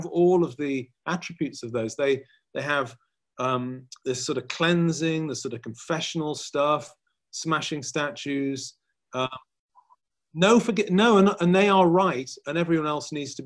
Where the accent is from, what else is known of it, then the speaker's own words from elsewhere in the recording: England, United Kingdom; I'm mostly Scots by blood, although I was born in England.